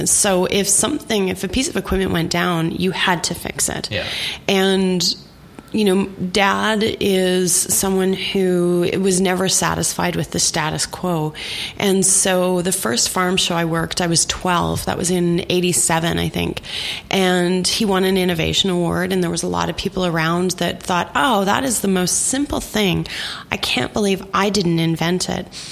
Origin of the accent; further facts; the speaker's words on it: Saskatchewan, Canada; moved away as an adult; I grew up in Saskatchewan in the 80s and early 90s